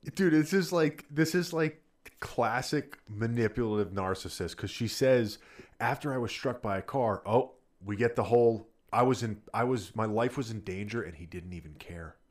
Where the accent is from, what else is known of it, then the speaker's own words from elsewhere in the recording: New Jersey, United States; growing up in Jersey